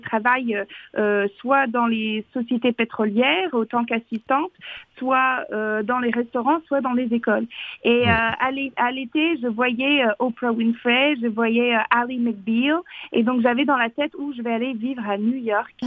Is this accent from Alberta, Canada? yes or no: yes; Fox Creek, Alberta, Canada; now in France; j'ai grandi dans le Grand Nord, mais vraiment le Grand Grand Nord